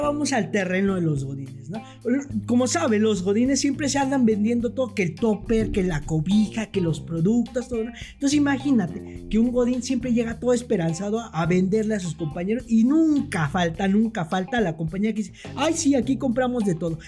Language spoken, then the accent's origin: Spanish; Mexico; como mexicanos